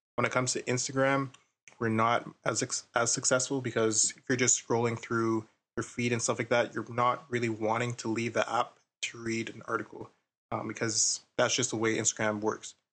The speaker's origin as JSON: {"language": "English", "town": "Ottawa", "region": "Ontario", "country": "Canada", "said": "I'm from Ottawa as well"}